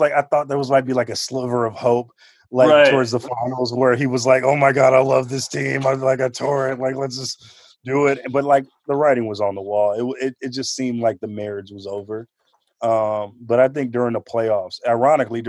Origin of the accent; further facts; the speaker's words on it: Oakland, California, United States; I'm from Oakland